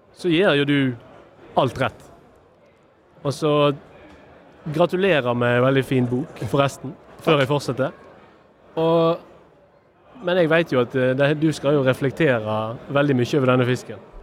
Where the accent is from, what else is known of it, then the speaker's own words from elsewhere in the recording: Western Norway, Norway; also born or lived in Tysnes; Som vestlendinger